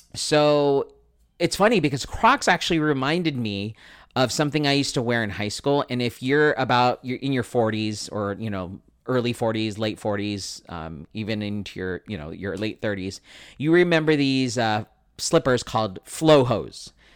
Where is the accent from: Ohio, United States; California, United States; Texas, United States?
California, United States; San Diego; I grew up in San Diego